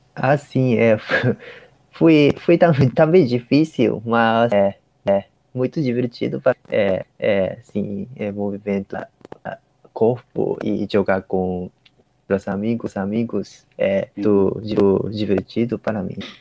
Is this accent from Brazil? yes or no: no; Ishikawa, Japan; Portuguese is a second language; now in Tokyo, Japan; eu sou de, eu sou de Ishikawa, é, interior do Japão